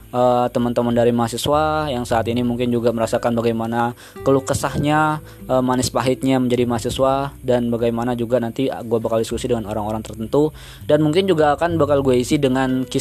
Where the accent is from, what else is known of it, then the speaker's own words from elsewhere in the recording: Banyuwangi, East Java, Indonesia; Asal gua dari Banyuwangi, Jawa Timur dan saat ini masih menjadi mahasiswa aktif di Institut Pertanian Bogor.